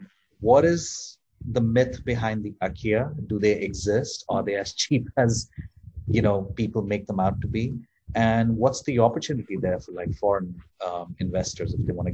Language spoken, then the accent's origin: English; India; moved away; I come from India